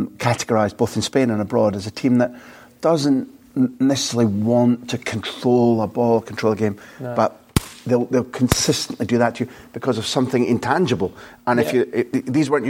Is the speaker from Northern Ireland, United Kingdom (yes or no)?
no; Scotland, United Kingdom; I'm a Scot